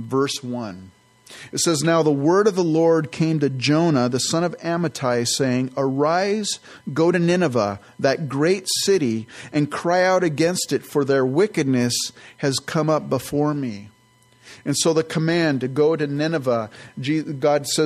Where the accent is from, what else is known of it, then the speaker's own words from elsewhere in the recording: San Jose, California, United States; also born or lived in Campbell, California; I grew up in the San Francisco Bay Area and grew up in the South Bay, in San Jose, actually, Campbell, and then in San Jose